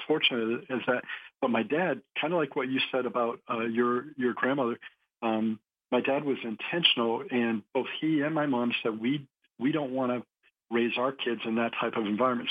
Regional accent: New Hampshire, United States; I grew up in New Hampshire, so uh, New England town, kind of small town

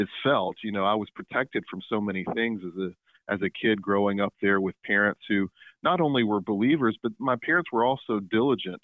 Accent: Tupelo, Mississippi, United States; also born or lived in Savannah, Georgia; I grew up here in Mississippi, and I live in my hometown in Tupelo, Mississippi

